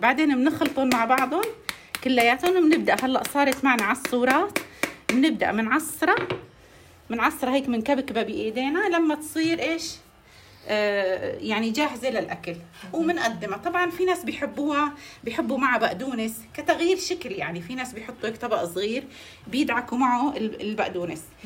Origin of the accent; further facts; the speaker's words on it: Aleppo, Aleppo Governorate, Syria; نحن عندنا بحلب